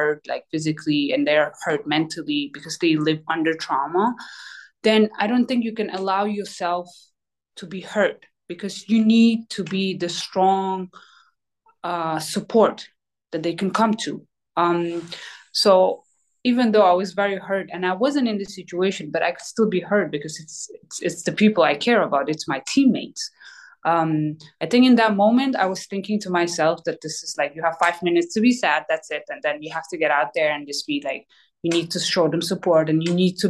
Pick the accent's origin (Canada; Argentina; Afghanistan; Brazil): Afghanistan; now in New Jersey, United States; my home country